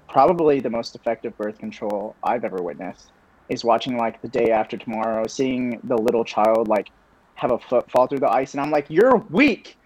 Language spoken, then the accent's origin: English; Kansas City, Missouri, United States; also born or lived in Southern California / Illinois; I'm from uh, Kansas City, Missouri. I used to lie about it. I used to tell people I was from Southern California because sure. I was born in SoCal